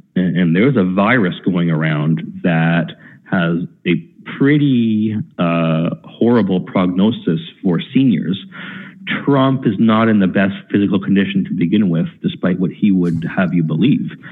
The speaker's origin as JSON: {"language": "English", "country": "Canada", "accent": "Canadian", "said": "I'm proud of my Canadian accent"}